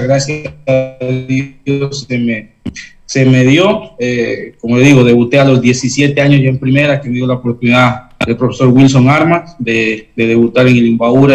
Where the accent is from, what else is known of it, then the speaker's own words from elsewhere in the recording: Cotacachi, Imbabura, Ecuador; also born or lived in Intag, Imbabura; yo soy nacido en un, pueblo que se llama Inta, que está en Imbabura. Eh, crecí en, en Cotacachi con, con mis padres